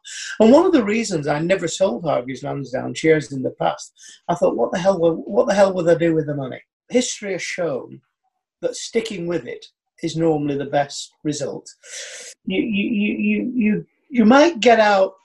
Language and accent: English; United Kingdom; as a Brit